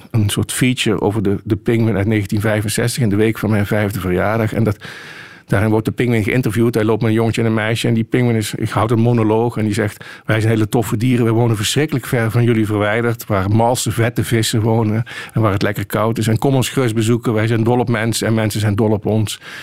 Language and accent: Dutch; Dutch Limburg, Netherlands; ik kom uit Nederlands Limburg. En daar hadden we op de katholieke basisschool